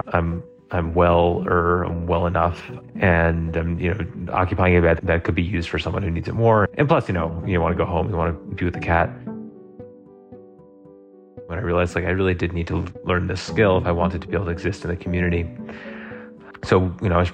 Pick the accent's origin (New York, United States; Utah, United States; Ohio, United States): New York, United States; New York City; now in Colorado, United States; I'm originally from Brooklyn, New York